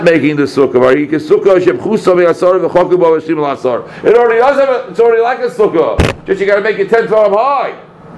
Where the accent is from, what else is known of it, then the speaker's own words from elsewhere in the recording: Brookline, Massachusetts, United States; we were growing up in Brookline